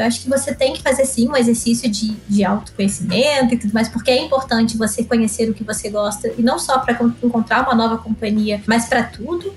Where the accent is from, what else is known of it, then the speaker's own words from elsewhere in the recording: Florianópolis, Santa Catarina, Brazil; sou de Florianópolis, Ilha da Magia.